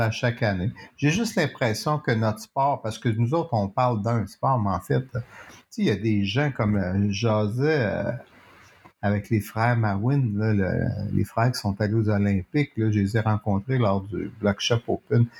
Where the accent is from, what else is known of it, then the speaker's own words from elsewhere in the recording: Montreal, Quebec, Canada; je suis un Montréalais